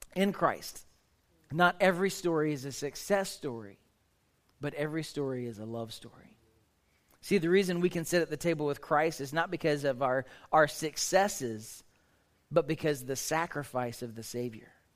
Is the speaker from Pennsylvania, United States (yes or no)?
no; Oklahoma, United States; I grew up in Oklahoma.